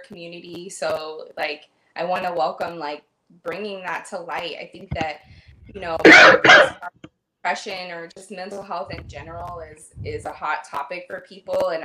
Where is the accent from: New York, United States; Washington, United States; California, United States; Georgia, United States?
California, United States; Paso Robles; now in Los Angeles, United States; I live in LA, but I'm originally from the Central Coast and Paso Robles, Templeton, San Luis Obispo area. And Paso Robles is like a pretty big wine area. So, like growing up and having that in your backyard